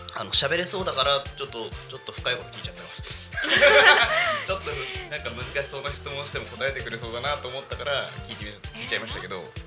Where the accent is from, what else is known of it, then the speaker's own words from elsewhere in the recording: Yokohama, Kanagawa, Japan; 私生まれ育ち横浜で